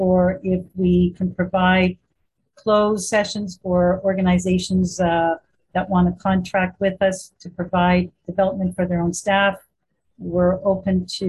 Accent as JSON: {"language": "English", "town": "Winnipeg", "region": "Manitoba", "country": "Canada", "tie": "born or raised there", "said": "I was born in Winnipeg, Manitoba, so I'm a homegrown girl"}